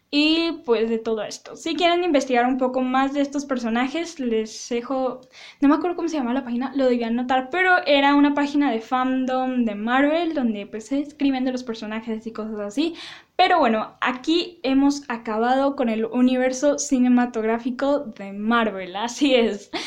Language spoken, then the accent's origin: Spanish; Mexico; yo lo digo en español porque soy mexicana